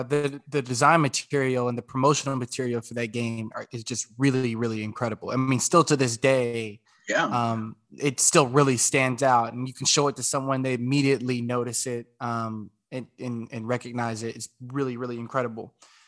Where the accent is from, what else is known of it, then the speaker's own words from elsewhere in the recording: United States; we grew up in the States